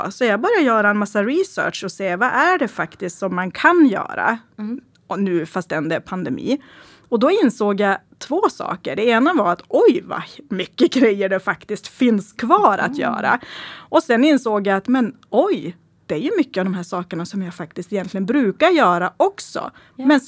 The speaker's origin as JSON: {"language": "Swedish", "town": "Stackrönnan", "region": "Västerbotten County", "country": "Sweden", "tie": "born or raised there", "said": "första som jag egentligen vill prata om det är egentligen från min hemby Stackrönnan. Eh, och Stackrönnan är ju bara ungefär 9 kilometer från Skellefteå centrum."}